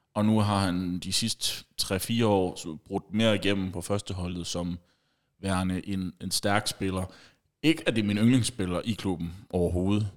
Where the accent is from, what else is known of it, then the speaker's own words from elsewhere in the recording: Funen, Southern Denmark, Denmark; vi er fra Fyn.